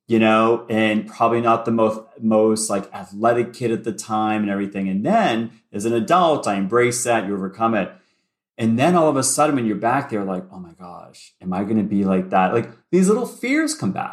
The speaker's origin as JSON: {"language": "English", "town": "Boston", "region": "Massachusetts", "country": "United States", "tie": "born or raised there", "also_born_or_lived": "Ohio", "said": "I grew up in Boston. So I'm a native Bostonian"}